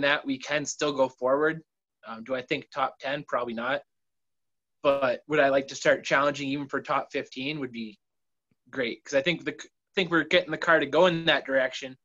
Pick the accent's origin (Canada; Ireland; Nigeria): Canada; London, Ontario; also born or lived in Ilderton, Ontario; born right in middle of London, and we about 16 we moved outside of London, only about 20 minutes, it's like just past Ilderton